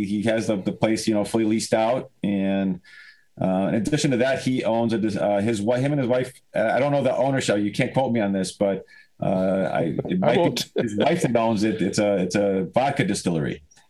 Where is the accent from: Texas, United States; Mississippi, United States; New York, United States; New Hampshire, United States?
New York, United States; West Seneca; also born or lived in Hamburg, New York; born and raised West Seneca. I live in Hamburg now.